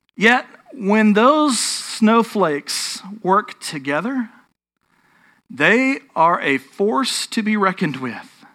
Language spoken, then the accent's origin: English; North Texas, United States; I grew up in North Texas, which doesn't mean that I'm a Texas Yankee or anything like that.